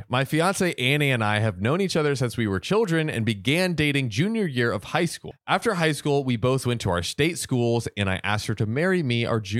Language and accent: English; West Coast, United States; We're from the West Coast.